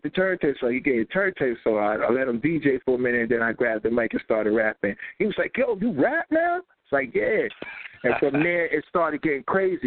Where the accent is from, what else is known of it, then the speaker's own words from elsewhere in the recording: New York City, New York, United States; I was born in New York City. Nah, stop. Brooklyn, bro. I'm one of them Brooklyn dudes